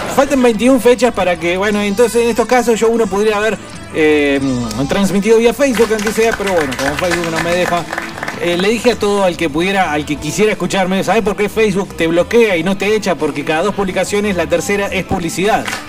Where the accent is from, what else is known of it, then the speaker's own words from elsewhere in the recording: Buenos Aires, Argentina; creciendo en la capital, en Buenos Aires